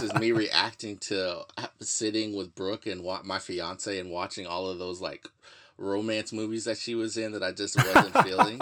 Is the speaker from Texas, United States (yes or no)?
yes; Houston, Texas, United States; I'm from Houston, Texas